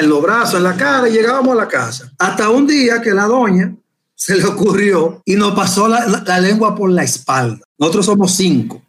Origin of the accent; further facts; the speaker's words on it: Puerto Plata, Dominican Republic; yo soy oriundo de Puerto Plata